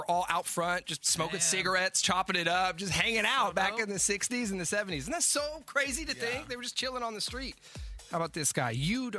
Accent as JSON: {"language": "English", "area": "Bay Area", "region": "California", "country": "United States", "tie": "born or raised there", "said": "I never lived in Michigan, not one day of my life, baby. Okay. Born and raised in the Bay."}